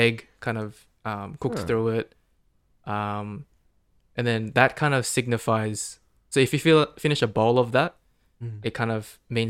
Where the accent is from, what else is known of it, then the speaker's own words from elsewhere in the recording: Australia; I'm an Aussie